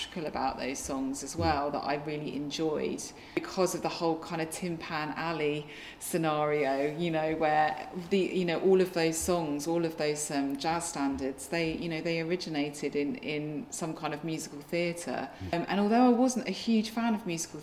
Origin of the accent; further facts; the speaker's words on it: Hastings, South East England, United Kingdom; when I grew up in Hastings